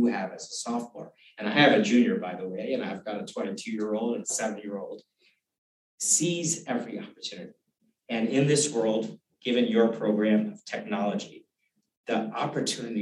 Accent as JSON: {"language": "English", "country": "Uganda", "tie": "born or raised there", "also_born_or_lived": "Kenya", "moved": "yes", "lives_now": "United States", "said": "I was born in Uganda. I was a fourth generation Uganda and Kenya"}